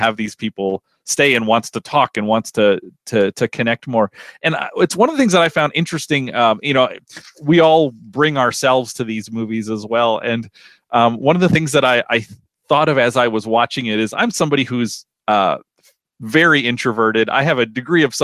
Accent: Minnesota, United States; a Minnesotan

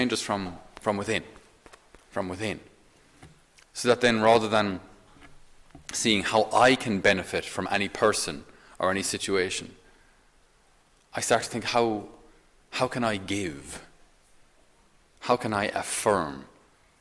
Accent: Ireland; as Irish

